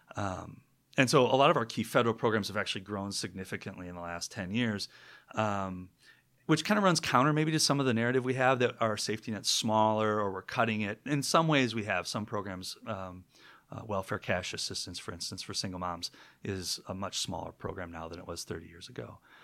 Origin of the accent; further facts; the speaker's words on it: Minneapolis, Minnesota, United States; moved away as an adult; also born or lived in Michigan; now in Seattle, United States; I'm from Minneapolis originally